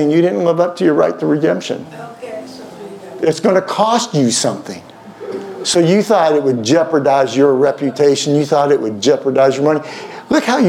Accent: Houston, Texas, United States; accent: Southern; moved away; I grew up in Houston for 12 years

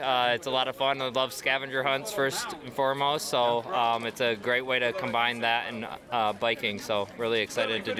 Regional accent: Grand Rapids, Michigan, United States; I'm from Grand Rapids, Michigan.

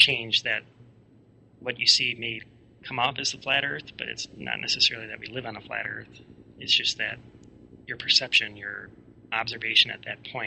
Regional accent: United States; I was a researcher from the States

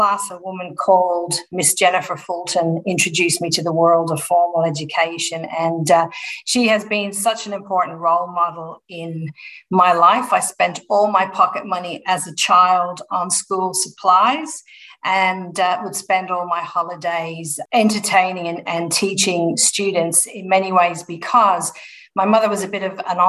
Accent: Dublin, Leinster, Ireland; now in Melbourne, Australia; So born and bred in Ireland, in Dublin.

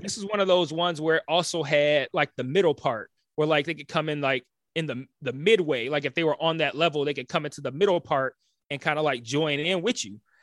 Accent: Detroit, Michigan, United States; moved away; also born or lived in Los Angeles; I'm from Detroit.

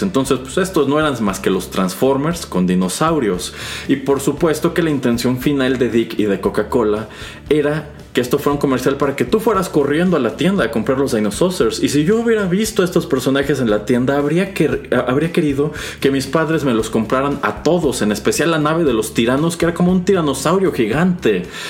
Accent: Mexico; quienes crecimos en México y América Latina en los años 80 y los años 90

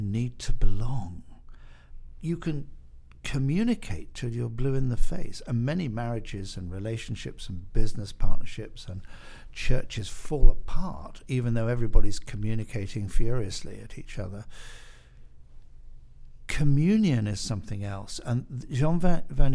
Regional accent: United Kingdom; I'm British, and I was sent to a British boarding school

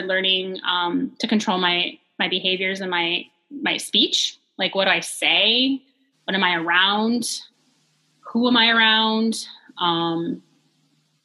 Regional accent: Swartz Creek, Michigan, United States; I grew up in Swartz Creek

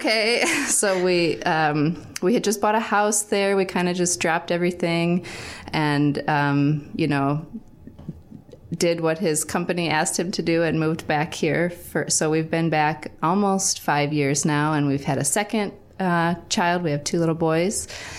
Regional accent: South Dakota, United States; moved away as an adult; also born or lived in San Jose, Costa Rica; now in Valparaiso, United States; I grew up in South Dakota for my whole life until I came to VU for college. So I lived in Valparaiso for 4 years for college, and then I stayed living here for 2 years after

